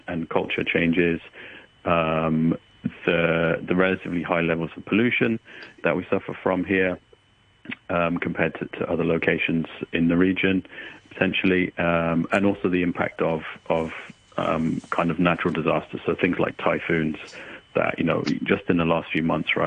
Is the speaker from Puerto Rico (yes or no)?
no; United Kingdom; as a Brit